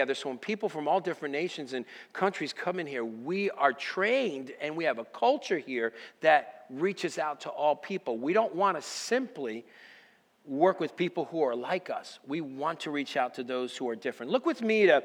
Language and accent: English; United States; If I'm an American, which I am